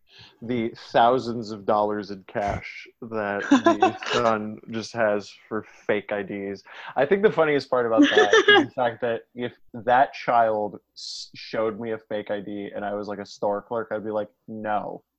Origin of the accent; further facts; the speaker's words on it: Westchester, New York, United States; I'm from Westchester